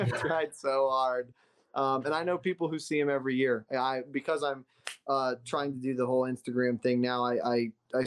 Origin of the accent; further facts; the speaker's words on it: South Florida, United States; also born or lived in Gainesville, Florida; Because I grew up in Florida. I'm from the palm trees of South Florida, and I'm from the pine trees of Central Florida.